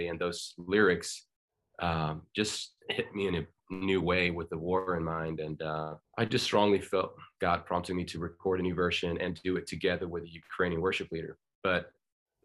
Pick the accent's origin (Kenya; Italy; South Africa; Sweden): Sweden; also born or lived in Iceland; I was born in Iceland and grew up in Sweden, actually. So we moved to Sweden when I was 3.